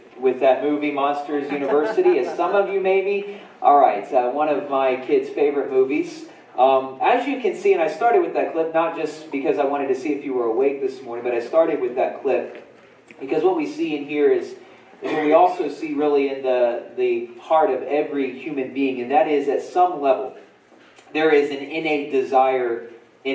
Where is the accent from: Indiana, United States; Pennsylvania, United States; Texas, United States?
Indiana, United States; Winchester; also born or lived in Muncie, Indiana; In middle school, I remember when we moved from Winchester, Indiana, to when we moved to Muncie. I was in sixth grade.